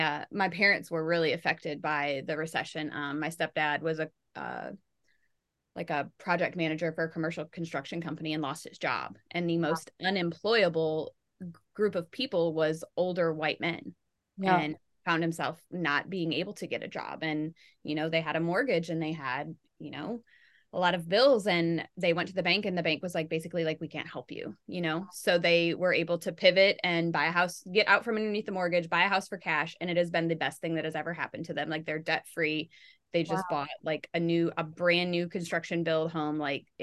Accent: Michigan, United States; like I grew up in Michigan and the auto industry is huge there.

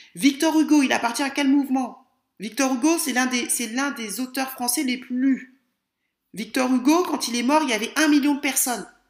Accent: France; moi je suis française

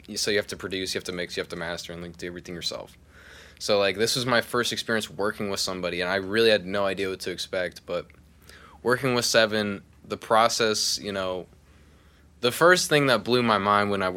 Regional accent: Pottstown, Pennsylvania, United States; moved away as an adult; now in Nashville, United States; I'm originally from Pottstown, Pennsylvania.

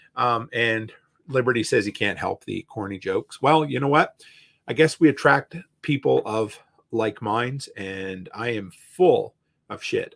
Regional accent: Canada; also born or lived in Alberta; me being a Canadian

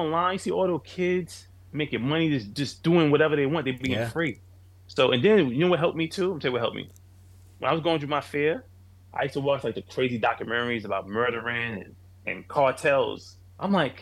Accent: New York City, New York, United States; I'm a kid from Queens, New York

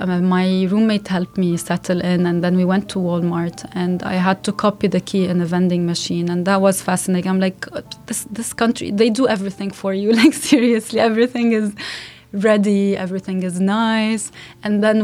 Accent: Lebanon; English is a second language; moved away as an adult; I'm from Lebanon

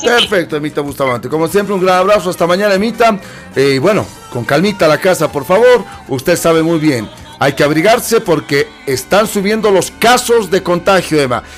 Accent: Bolivia; Somos bolivianos

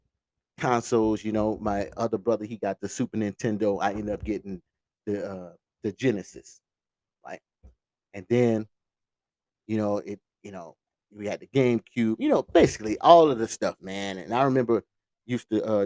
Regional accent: St. Joseph, United States; I remember growing up in St. Joseph

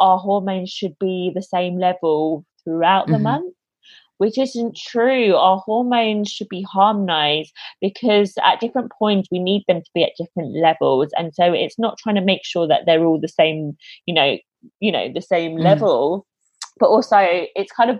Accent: London, United Kingdom; moved away as an adult; now in Australia; I'm originally from London in the UK, but I was traveling around South America, and I decided at the end of it that I was going to move to Australia.

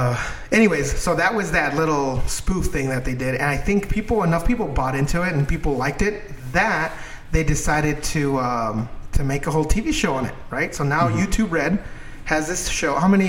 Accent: Mexico; English is a second language; now in United States; I came from, obviously, Mexico. So when I came here, I believed all that Hollywood bullshit, you know. Everything they told me, I was like, yeah, this is the way it's supposed to be. I learned English from watching fucking Chips and Bonanza

